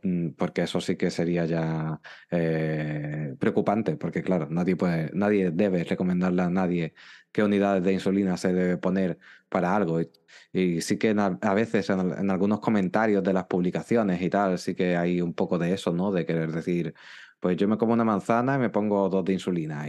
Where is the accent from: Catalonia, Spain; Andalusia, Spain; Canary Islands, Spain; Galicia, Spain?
Andalusia, Spain; Málaga; yo soy de España y concretamente soy de, Andalucía y de la ciudad de Málaga